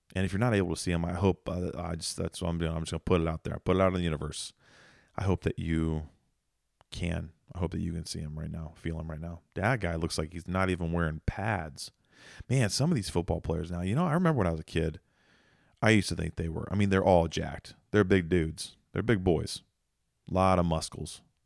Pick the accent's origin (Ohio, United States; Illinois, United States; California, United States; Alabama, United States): Ohio, United States; Mount Vernon; I'm from Ohio, you know, we don't really film movies in Mount Vernon where I'm from